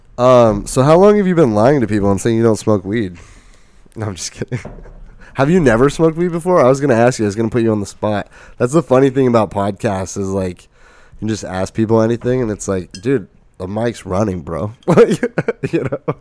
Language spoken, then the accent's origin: English; Lake Havasu City, Arizona, United States; moved away as an adult; also born or lived in Flagstaff; I'm from Lake Havasu